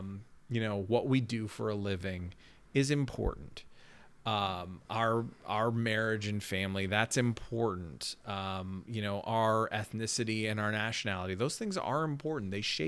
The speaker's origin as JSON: {"language": "English", "country": "Canada", "moved": "yes", "said": "understanding that I'm Canadian makes me make a lot more sense"}